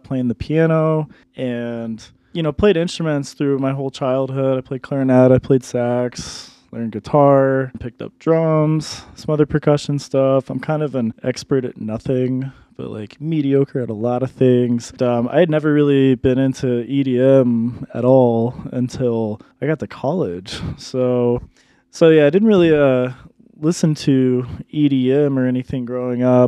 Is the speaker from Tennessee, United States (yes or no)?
no; Dallas, Texas, United States; moved away as an adult; also born or lived in New York / Colorado Springs, Colorado; now in Denver, United States; I'm originally from New York, but I grew up mostly down in Dallas, Texas